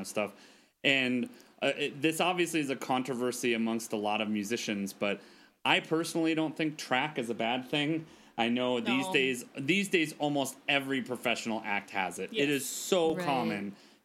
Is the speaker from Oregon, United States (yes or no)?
no; Detroit, Michigan, United States; moved away; I grew up in Detroit